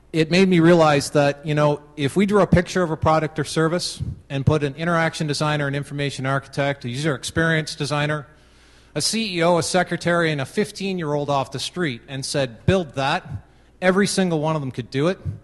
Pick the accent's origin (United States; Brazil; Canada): Canada; I am Canadian